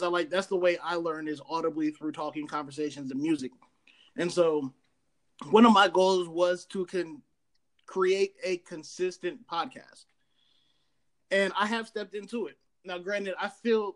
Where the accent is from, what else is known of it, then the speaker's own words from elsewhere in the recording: Columbus, Ohio, United States; I'm from Columbus, Ohio